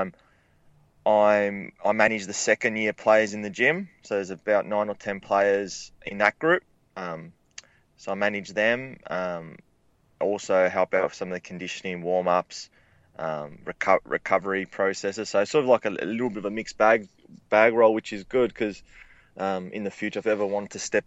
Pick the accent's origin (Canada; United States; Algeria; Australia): Australia; Melbourne, Victoria; moved away as an adult; now in Adelaide, Australia; I'm originally from Melbourne. I studied a human movement degree down there for 3 or 4 years.